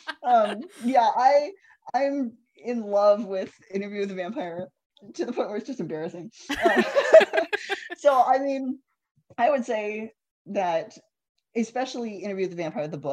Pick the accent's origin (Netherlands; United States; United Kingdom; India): United States; Illinois; now in San Antonio, United States; I'm from Illinois